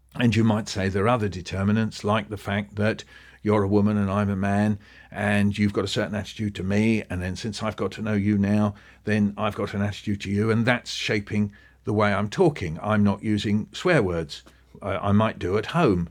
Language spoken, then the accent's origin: English; Pinner, London, United Kingdom; So where I grew up in Pinner in northwest London, we were surrounded with bungalows.